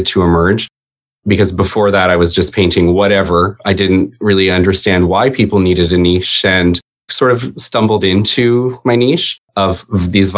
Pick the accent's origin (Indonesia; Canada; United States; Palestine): Canada; also born or lived in Toronto; I am Canadian.